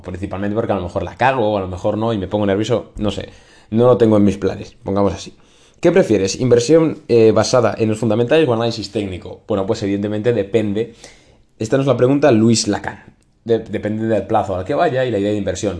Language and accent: Spanish; Spain